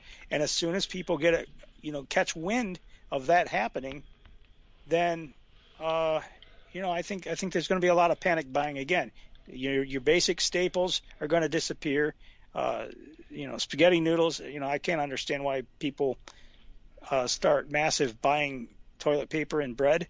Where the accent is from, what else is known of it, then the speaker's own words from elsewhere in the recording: Franklin County, Alabama, United States; moved away; I'm from Alabama, Franklin County